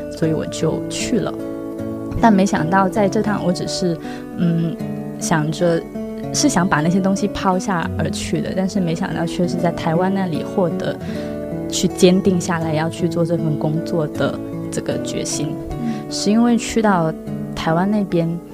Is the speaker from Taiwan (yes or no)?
no; Guangzhou, Guangdong, China; 我是土生土长的广州人